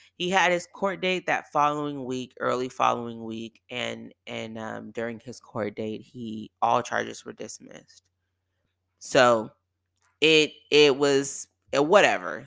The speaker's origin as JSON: {"language": "English", "area": "Bay Area", "region": "California", "country": "United States", "also_born_or_lived": "San Diego", "moved": "yes", "said": "I'm from the Bay Area"}